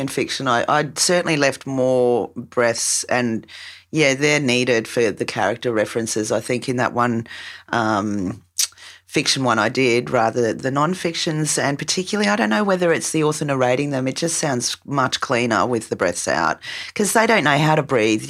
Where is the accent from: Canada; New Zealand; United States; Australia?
Australia